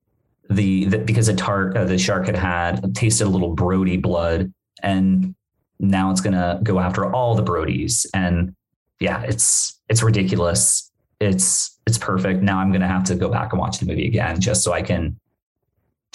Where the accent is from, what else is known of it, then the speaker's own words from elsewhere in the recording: Bermuda; moved away; I'm from Bermuda. I'm from the islands.